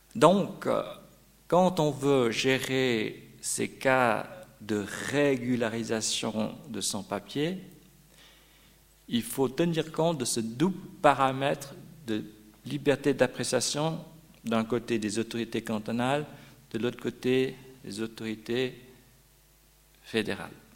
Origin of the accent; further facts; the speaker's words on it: Vaud, Switzerland; Chez nous, en Pays de Vaud